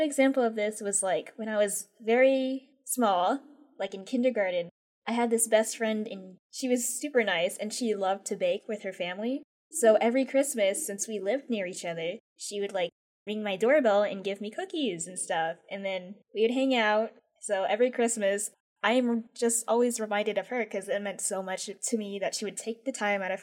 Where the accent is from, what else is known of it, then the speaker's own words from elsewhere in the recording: Philippines; So I'm Filipino, and sometimes my mom makes lumpia.